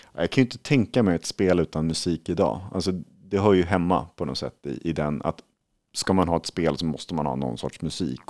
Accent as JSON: {"language": "Swedish", "country": "Sweden", "said": "som svensk"}